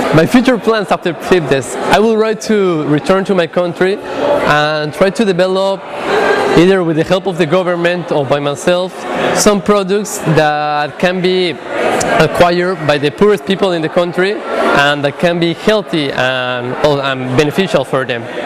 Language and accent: English; Mexico; moved away as an adult; I'm from Mexico.